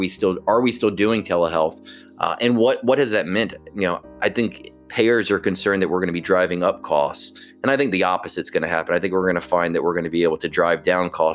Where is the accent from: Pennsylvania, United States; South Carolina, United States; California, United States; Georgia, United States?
Georgia, United States; Atlanta; I grew up here in Atlanta.